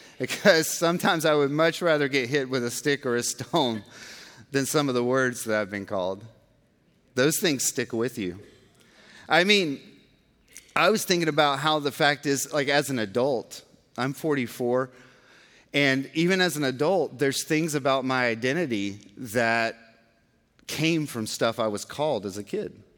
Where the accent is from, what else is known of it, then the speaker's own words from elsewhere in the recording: Georgia, United States; now in Texas, United States; I'm from Georgia and I'm in Texas